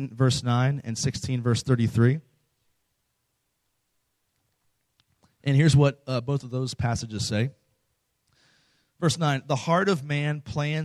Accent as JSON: {"language": "English", "area": "close to Washington, D.C.", "region": "Virginia", "country": "United States", "moved": "as an adult", "lives_now": "Texas, United States", "said": "I'm not from Texas. I'm from the East Coast. I'm from Virginia, close to Washington, D.C."}